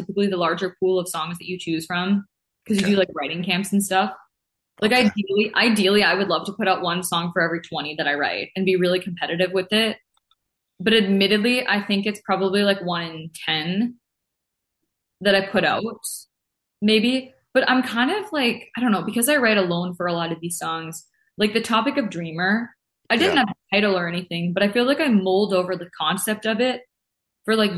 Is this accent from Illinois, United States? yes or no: no; Grand Forks, North Dakota, United States; moved away; my hometown of Grand Forks, which is really the community that raised me